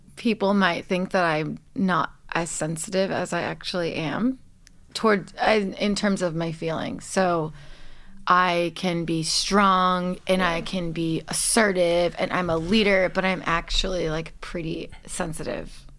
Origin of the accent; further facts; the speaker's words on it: Los Angeles, California, United States; I'm born and raised in Los Angeles